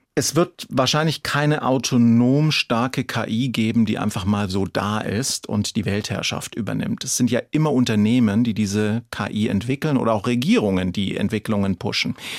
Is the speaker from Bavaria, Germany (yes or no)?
yes; Franconia, Bavaria, Germany; ich bin ja Franke und kein Schwabe